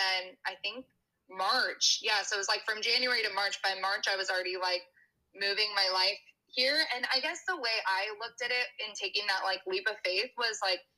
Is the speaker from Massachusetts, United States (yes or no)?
no; Bay Area, California, United States; moved away as an adult; also born or lived in San Francisco, California; now in Austin, United States; I'm from the Bay Area. I went to college in SoCal.